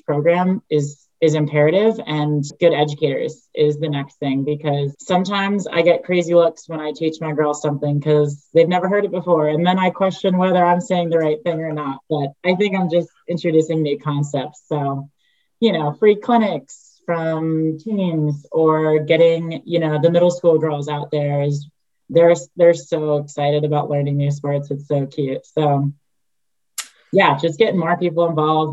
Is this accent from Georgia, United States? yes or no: no; New York, United States; moved away as an adult; now in Utah, United States; I grew up in New York, where is the lacrosse hub